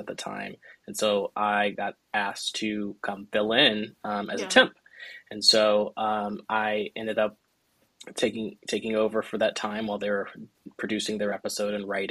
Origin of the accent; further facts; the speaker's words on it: Los Angeles, California, United States; I grew up in South Central, so it's like I really get to like play with characters that I grew up